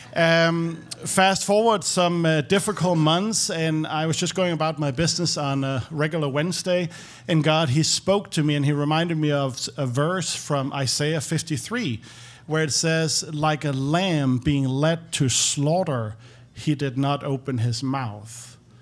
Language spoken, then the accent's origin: English; Copenhagen, Capital Region of Denmark, Denmark; moved away as an adult; now in Nashville, United States; I'm, I'm from Denmark.